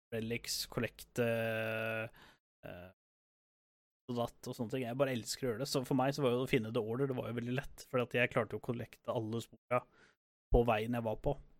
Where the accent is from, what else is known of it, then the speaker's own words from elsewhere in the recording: Norway; vi kommer fra Norge